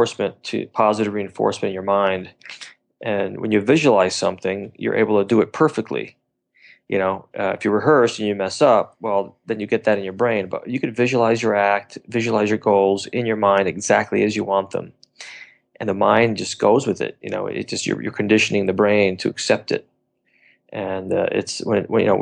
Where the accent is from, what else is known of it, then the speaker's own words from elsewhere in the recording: Stamford, Connecticut, United States; moved away as an adult; also born or lived in Los Angeles; 6 years old, Stamford, Connecticut. Watched Marshall Brodeen's TV Magic Card commercials on TV back there